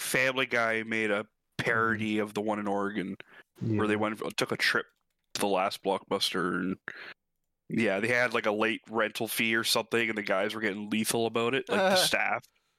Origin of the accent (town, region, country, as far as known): Canada